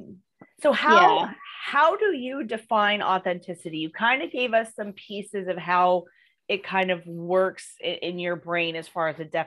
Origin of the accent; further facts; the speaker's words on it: Ohio, United States; moved away; also born or lived in Arizona; I grew up in Ohio, and I've lived in Ohio and I've lived in Arizona.